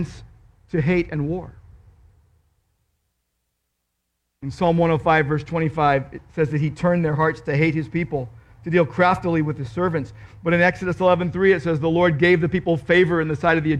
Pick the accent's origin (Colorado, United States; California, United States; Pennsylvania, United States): California, United States; Downey; I grew up in Downey